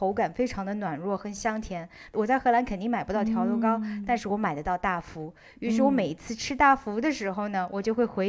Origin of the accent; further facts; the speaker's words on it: Shanghai, China; now in Netherlands; 它跟我小时候在上海吃的一种点心特别的像